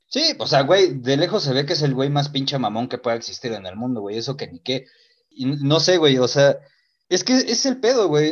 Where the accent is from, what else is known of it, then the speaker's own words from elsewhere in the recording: Mexico; Para nosotros los mexicanos